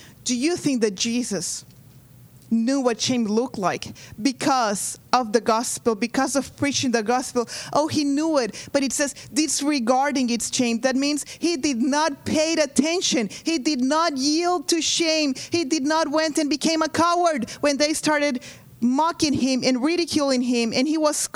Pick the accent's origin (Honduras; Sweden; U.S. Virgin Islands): Honduras; moved away; I am from Honduras.